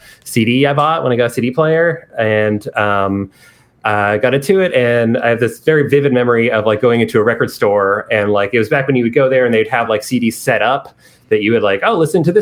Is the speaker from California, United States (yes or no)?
no; Charlottesville, Virginia, United States; But yeah, I grew up in Charlottesville, Virginia. This was pre-Star Hill Music Hall. But they would, it was a college town.